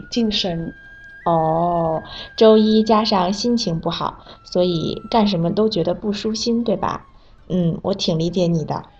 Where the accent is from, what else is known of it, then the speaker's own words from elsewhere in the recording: Vietnam; Chinese is a second language; moved away; 我是来自越南的